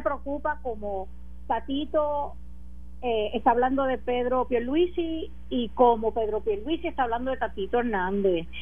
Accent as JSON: {"language": "Spanish", "country": "Puerto Rico", "said": "como una puertorriqueña más"}